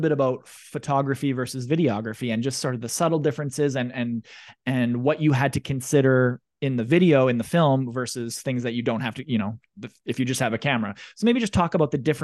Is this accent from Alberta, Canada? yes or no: no; Russell, Manitoba, Canada; I'm from Russell, Manitoba, small town, about 1500, maybe 2000 people.